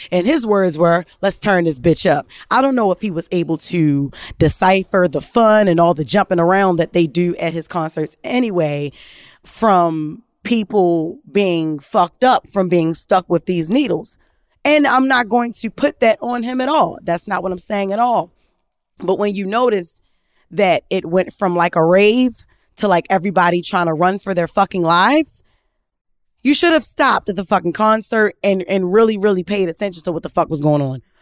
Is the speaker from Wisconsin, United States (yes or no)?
no; Baltimore, Maryland, United States; growing up in Baltimore